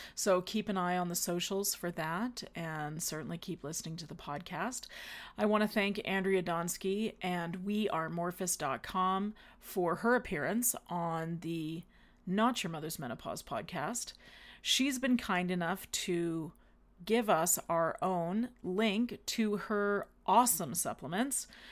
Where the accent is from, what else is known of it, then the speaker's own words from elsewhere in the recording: Canada; we're Canadian